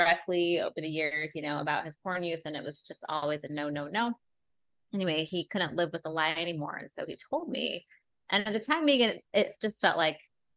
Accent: Utah, United States; moved away; I grew up in Utah

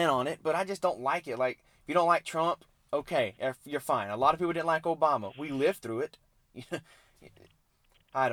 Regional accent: Mississippi, United States; I'm from Mississippi, so we're pretty much country

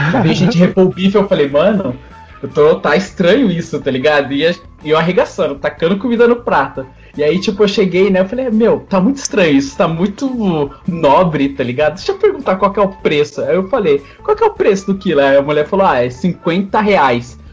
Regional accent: São Paulo, Brazil; also born or lived in Bahia; eu nasci na Bahia, só que eu tô desde pequeno aqui em São Paulo

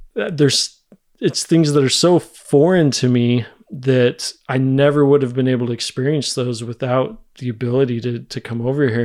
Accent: United States; moved away as an adult; now in Germany

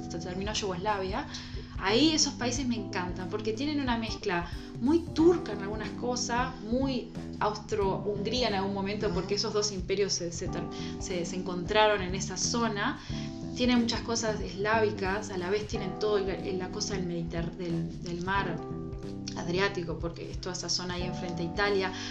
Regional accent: Uruguay; Acá somos todos uruguayos, somos más o menos todos parecidos, venimos más o menos todos del mismo lado, tenemos la misma mezcla

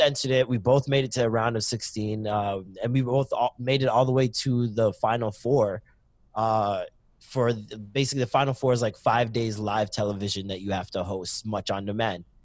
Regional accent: Toronto, Ontario, Canada; also born or lived in Maple, Ontario; I started in Toronto, then I moved to Scarborough for a lot of years. And then um, Scarborough, I moved to Maple um, when I started high school.

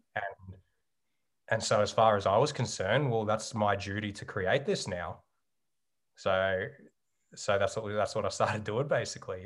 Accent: Geelong, Victoria, Australia; moved away as an adult; growing up in Geelong

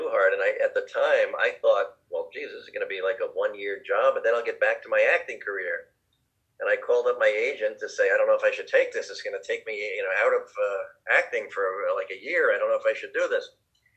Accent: New Jersey, United States; I grew up in New Jersey

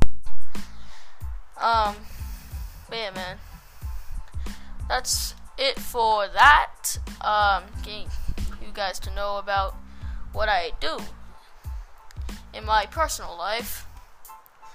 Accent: Australia; I'm an Australian boy.

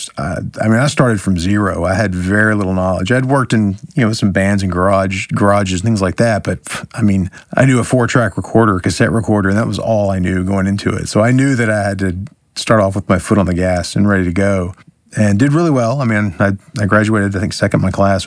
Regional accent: Orlando, Florida, United States; moved away as an adult; also born or lived in Alabama; I'm from Orlando. I went to Alabama for, I only lived there for 2 years, but I'm from Orlando

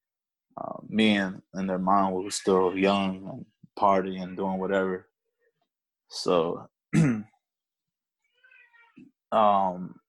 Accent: Alexandria, Virginia, United States; accent: A-City talk; now in Woodbridge, United States; I was talking that A-City talk over there

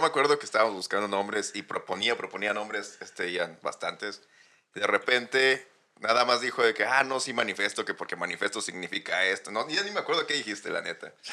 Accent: Saltillo, Coahuila, Mexico; now in Dublin, Ireland; Del norte, de Saltillo

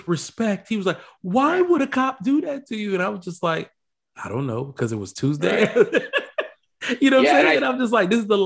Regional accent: Nigeria; I'm Nigerian.

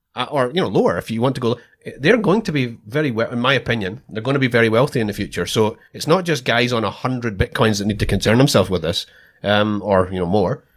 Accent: Scotland, United Kingdom; moved away as an adult; now in Australia; I'm Scottish

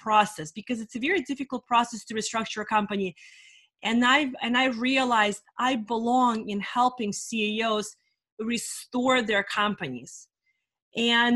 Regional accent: California, United States; also born or lived in Russia; I'm in California for the last 30 years

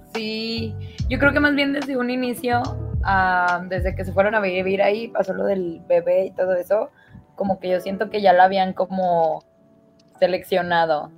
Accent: Mexico; aquí de donde yo soy, este, hay una comunidad que se llama mesquetic

